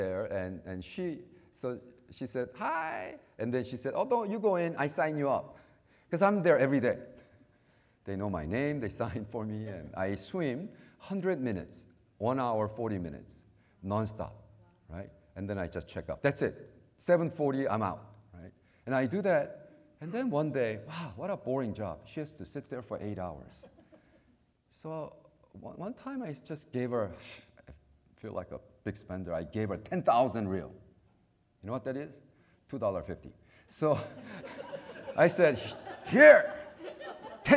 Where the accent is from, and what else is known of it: United States